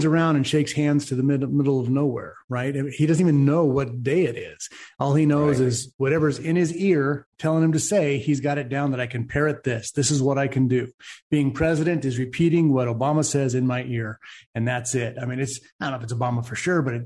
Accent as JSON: {"language": "English", "region": "California", "country": "United States", "said": "where are you from? I say, California"}